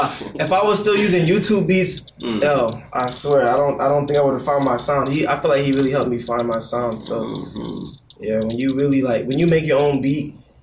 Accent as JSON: {"language": "English", "region": "Florida", "country": "United States", "tie": "born or raised there", "also_born_or_lived": "Boston, Massachusetts, United States", "said": "I was born in Boston, but I came down to Florida when I was 3 because my mom wanted to get away from the cold to the hot"}